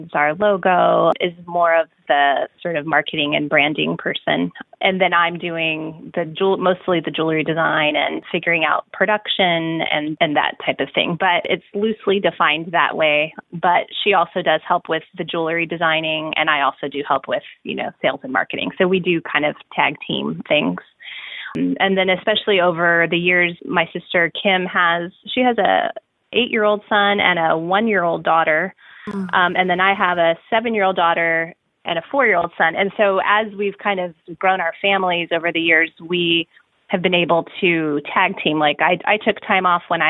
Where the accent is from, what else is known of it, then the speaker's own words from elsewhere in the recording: El Paso, Texas, United States; I grew up in El Paso, Texas, which is the westernmost point of Texas